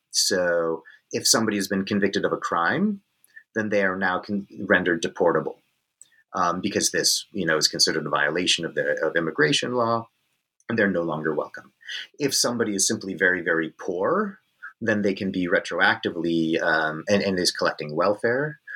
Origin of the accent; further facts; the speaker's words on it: Northern California, United States; moved away as an adult; also born or lived in Virginia / Texas; now in Perth, Australia; I grew up on Coast Miwok country in what is known as Northern California these days